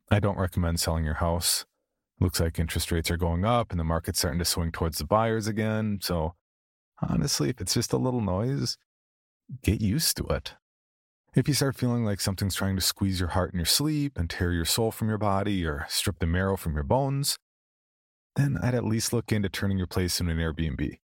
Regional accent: the South, United States; accent: southern; And don't even come at me about my southern accent.

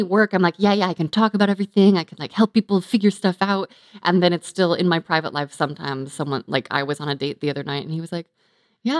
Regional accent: California, United States; I grew up in California

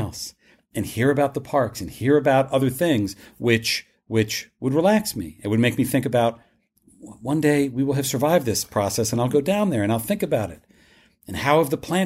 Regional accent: Westfield, New Jersey, United States; moved away; I'm from New Jersey. I recently went back to Westfield, New Jersey, where I grew up.

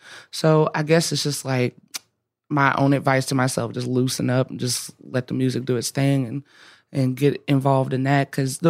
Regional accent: the South, United States; growing up the way I grew up, I think I just have a natural relationship to whatever that is, especially growing up in the South and that being, like I said earlier, just so everywhere.

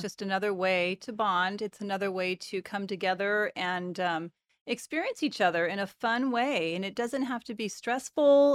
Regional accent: Bay Area, California, United States; moved away; also born or lived in Portland; I'm from the Bay Area

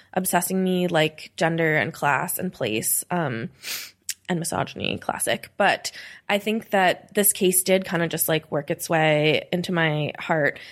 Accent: New York, United States; now in Philadelphia, United States; I grew up in New York, I never got to, like, move to New York

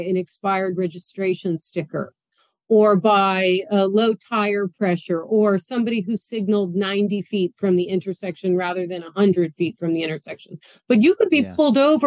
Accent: Boston, Massachusetts, United States; now in New York City, United States; I'm from Boston

